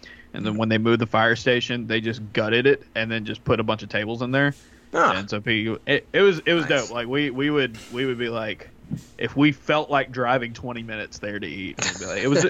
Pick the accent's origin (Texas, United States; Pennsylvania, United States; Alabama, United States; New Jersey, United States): Alabama, United States; Wiregrass; Growing up in the Wiregrass, and if you don't know where that is in Alabama, you basically go to Montgomery and go south